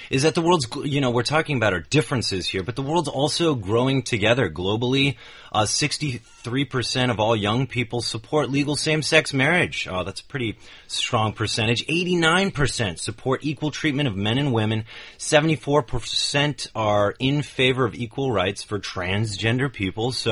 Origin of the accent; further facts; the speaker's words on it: United Kingdom; Okay, I'm I'm British.